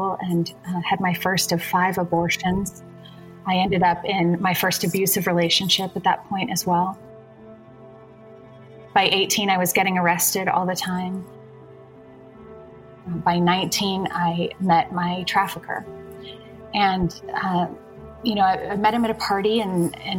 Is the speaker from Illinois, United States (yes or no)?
no; San Francisco Bay Area, California, United States; So I grew up in the San Francisco Bay Area in a good home, two loving parents and two sisters.